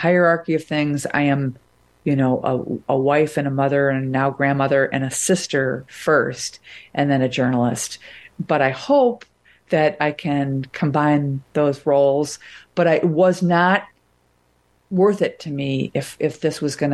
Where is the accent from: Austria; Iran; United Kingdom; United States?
United States; Wilmette, Illinois; moved away; I'm from Wilmette.